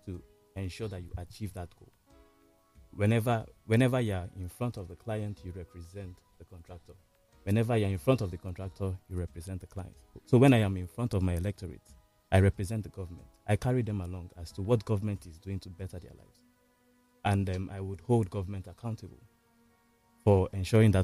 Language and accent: English; Nigeria; as a Nigerian first and foremost